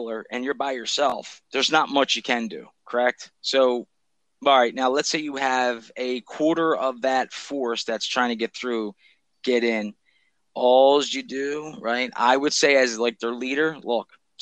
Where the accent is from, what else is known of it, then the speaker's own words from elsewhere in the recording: Philadelphia, Pennsylvania, United States; I'm from Philly, dude. Like, I grew around black people.